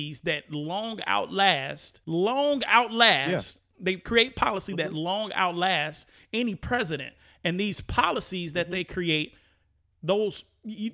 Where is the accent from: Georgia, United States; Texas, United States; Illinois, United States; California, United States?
Illinois, United States; Chicago; moved away as an adult; now in Florida, United States; being a kid growing up in Chicago and an adult in Chicago and experienced voting cycles in Chicago, Illinois, and then moving to Florida